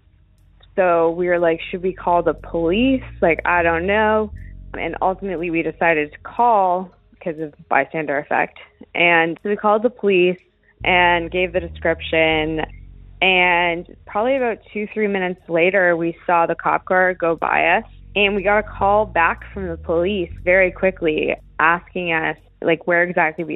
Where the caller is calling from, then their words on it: Santa Monica, California, United States; I'm calling from Los Angeles, California